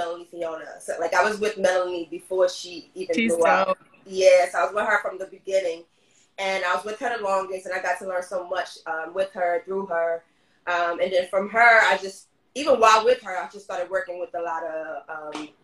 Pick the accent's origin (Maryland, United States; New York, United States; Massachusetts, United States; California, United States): New York, United States; New York City; moved away as an adult; now in Los Angeles, United States; I am from Brooklyn, New York